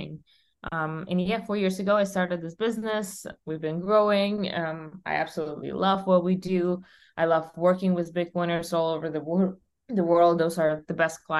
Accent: Russia; English is a second language; moved away as an adult; now in United States; I was born and raised in Russia, as you might guess. And when I was 21, I moved to the United States.

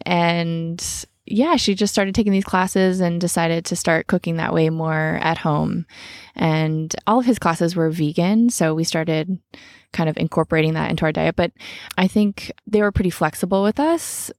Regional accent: Sebastopol, California, United States; I grew up in Sebastopol in an apple orchard

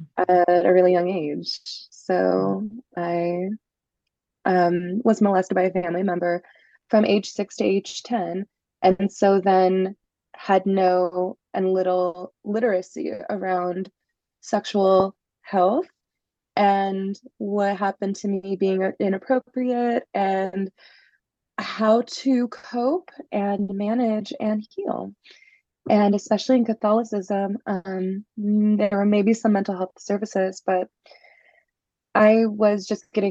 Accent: Los Angeles, California, United States; I was raised in Los Angeles, just north of Los Angeles

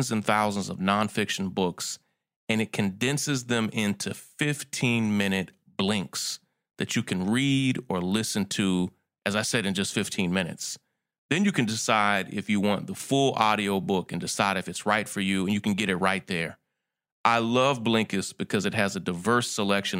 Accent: Kentucky, United States; moved away as an adult; also born or lived in Atlanta; I grew up in Kentucky

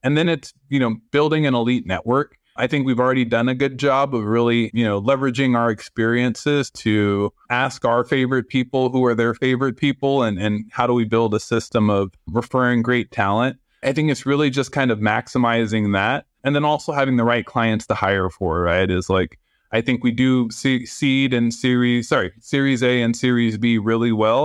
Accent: San Francisco, California, United States; moved away as an adult; now in Los Angeles, United States; I grew up in San Francisco. I'm very Bay Area

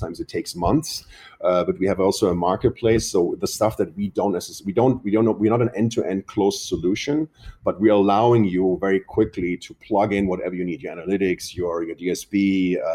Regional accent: Germany; also born or lived in Boston; now in New York, United States; we're both from Europe. My wife is from France. I'm from Germany

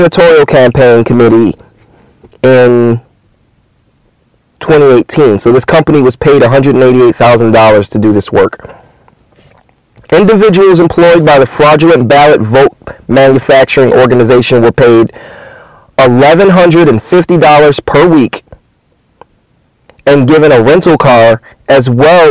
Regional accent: Michigan, United States; moved away as an adult; I'm Michigan native.

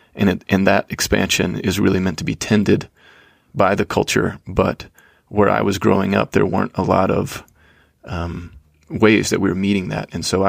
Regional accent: Georgia, United States; So I was raised in Georgia in the conservative Christian South.

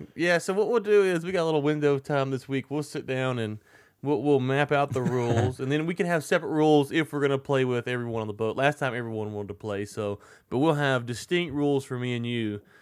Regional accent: United States; I'm American

